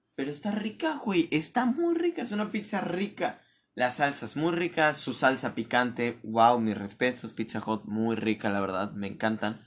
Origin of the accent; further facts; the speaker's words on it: Mérida, Yucatán, Mexico; yo te digo como ser de aquí